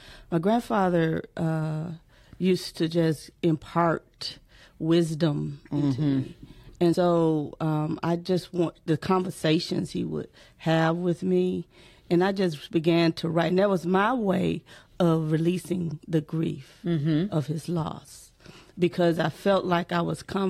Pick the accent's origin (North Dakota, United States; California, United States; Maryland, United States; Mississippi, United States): Mississippi, United States; now in Michigan, United States